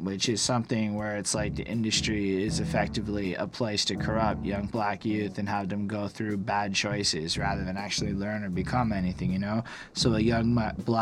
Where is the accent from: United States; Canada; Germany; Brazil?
Canada; as a Canadian